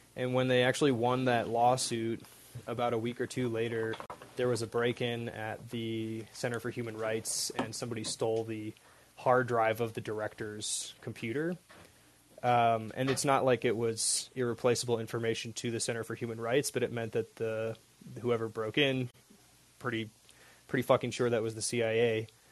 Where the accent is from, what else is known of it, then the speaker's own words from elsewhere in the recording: Seattle, Washington, United States; now in Amanalco de Becerra, Mexico; I'm also originally from Seattle